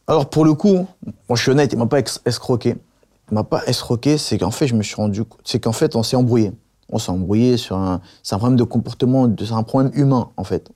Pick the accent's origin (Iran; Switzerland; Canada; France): France; Paris, Île-de-France; also born or lived in Avignon; J'ai grandi à Paris, dans une cité, j'ai grandi à, à, Avignon aussi